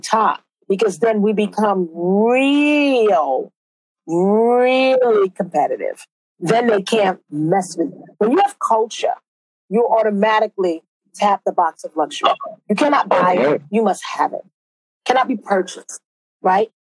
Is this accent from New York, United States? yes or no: yes; New York City, New York, United States; moved away as an adult; now in London, United Kingdom; I was from Brooklyn